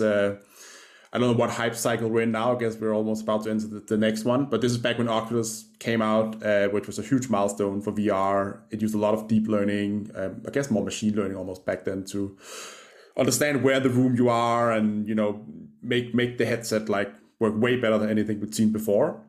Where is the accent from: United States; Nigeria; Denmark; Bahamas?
Denmark; Copenhagen, Capital Region of Denmark; I grew up in Denmark, uh, in Copenhagen. That That's where the accent's from.